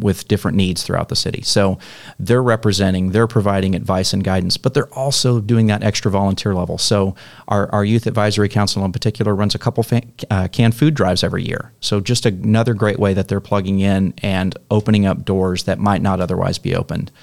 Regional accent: Mesquite, Texas, United States; moved away as an adult; also born or lived in Arlington; now in Rowlett, United States; I came from Mesquite originally. That's where I grew up.

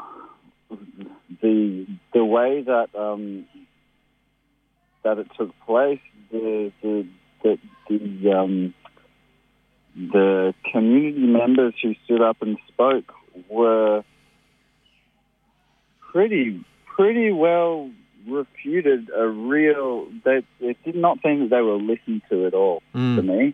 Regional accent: Sydney, New South Wales, Australia; moved away as an adult; also born or lived in Nimbin; now in Lismore, Australia; I grew up in Sydney, actually, in Newtown

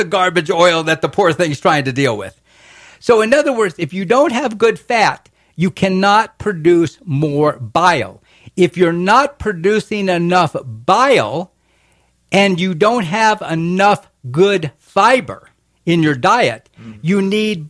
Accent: Florida, United States; now in Boston, United States; I grew up in Florida

